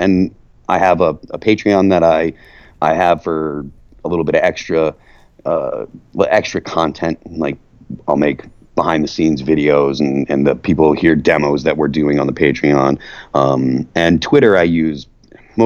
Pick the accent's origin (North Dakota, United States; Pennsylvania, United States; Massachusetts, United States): Massachusetts, United States; moved away; I'm from Massachusetts originally